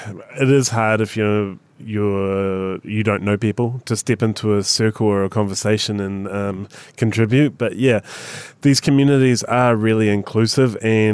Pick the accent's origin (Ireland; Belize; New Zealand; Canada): New Zealand; I'm from New Perth, Zealand, so I'm not great on Australian landscape